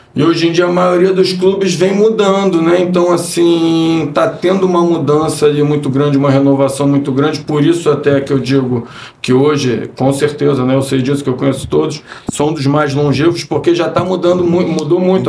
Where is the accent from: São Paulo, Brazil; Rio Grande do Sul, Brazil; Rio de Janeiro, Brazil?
Rio de Janeiro, Brazil; eu sou aqui do Rio de Janeiro mesmo, né? Sou carioca